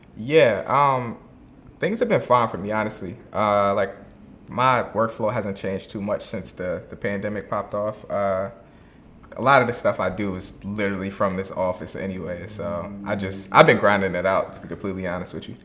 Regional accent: Virginia, United States; now in Atlanta, United States; I'm originally from Virginia

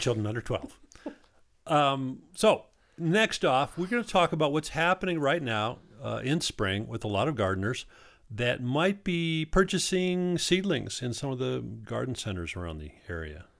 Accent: Wisconsin, United States; also born or lived in Southwest Colorado; now in Colorado, United States; I'm from Wisconsin. They had rhubarb pie when I was growing up

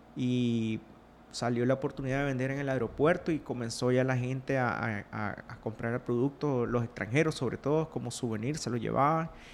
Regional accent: Rivas, Nicaragua; also born or lived in Honduras; soy de Rivas, Nicaragua, del sur de Nicaragua

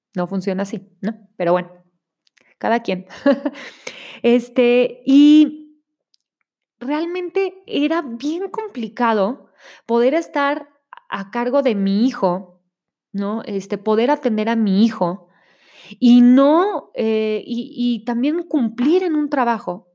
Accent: Monterrey, Nuevo León, Mexico; now in State of Mexico, Mexico; vivo en el Estado de México, pero soy de Monterrey

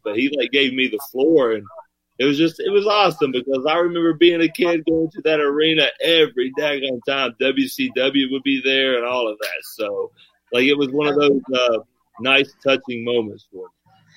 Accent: Appalachian area, United States; accent: country; I'm country as hell, my man. I grew up in the Appalachian area.

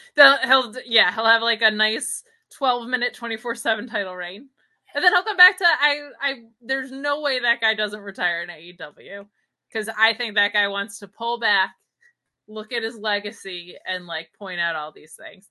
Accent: Binghamton, New York, United States; moved away; my hometown of Binghamton, New York, or my former hometown, my O G hometown

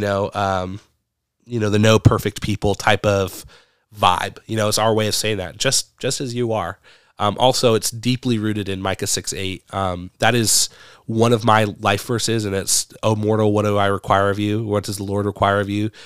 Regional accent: Medford, Oregon, United States; moved away as an adult; now in Brandon, United States; I grew up in Medford, Oregon

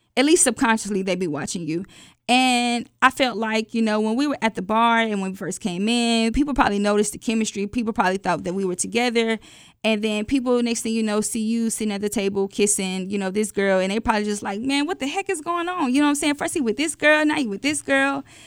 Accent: Atlanta, Georgia, United States; I'm from Atlanta

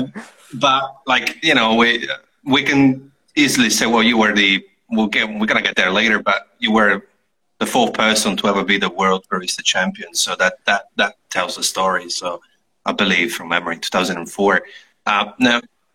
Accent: near Trieste, Friuli-Venezia Giulia, Italy; Trieste in Italy, back in my hometown, pretty much, not far from where I'm from

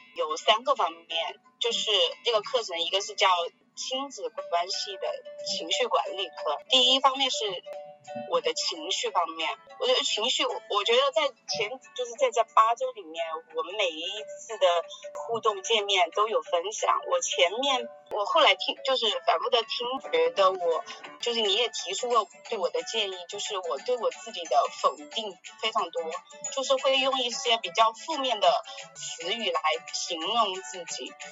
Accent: Sichuan, China; 我是四川人嘛

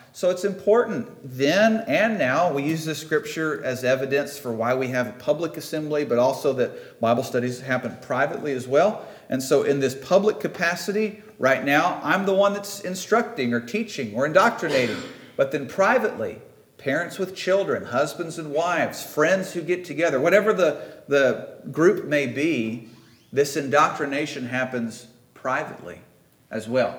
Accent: Midwest, United States; accent: Midwestern; my best Midwestern accent

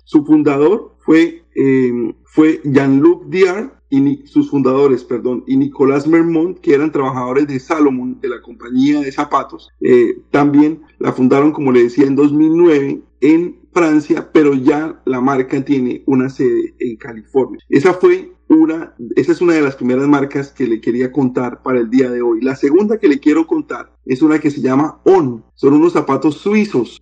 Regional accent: Colombia; now in Orlando, United States; cuando los colombianos y en general cuando los latinoamericanos venimos a los Estados Unidos

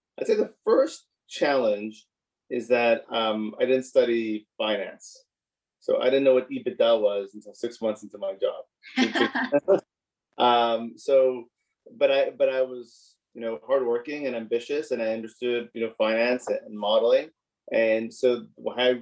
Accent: Montreal, Quebec, Canada; I grew up in Montreal, born and raised in Montreal

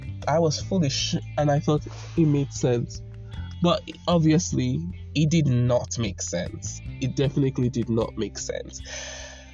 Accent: Nigeria; I'm from Nigeria.

